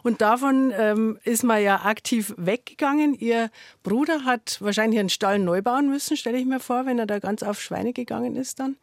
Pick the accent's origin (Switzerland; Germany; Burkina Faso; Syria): Germany; Bavaria; bei uns in Bayern